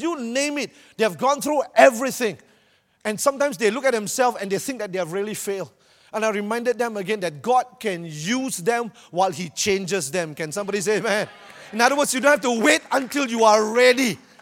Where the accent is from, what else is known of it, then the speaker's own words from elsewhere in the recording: Malaysia; I'm from Malaysia